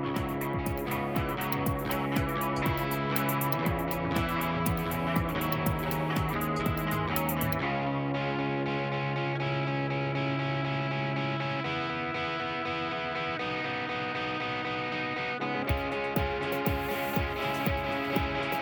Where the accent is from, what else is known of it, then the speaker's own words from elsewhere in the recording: Utica, New York, United States; I'm from Utica